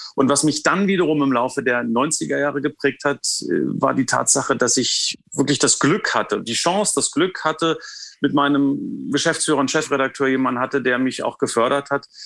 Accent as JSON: {"language": "German", "town": "Potsdam", "region": "Brandenburg", "country": "Germany", "tie": "born or raised there", "said": "Ich bin in Potsdam geboren, ähm, habe mein Abitur äh, in der Nähe von Potsdam gemacht"}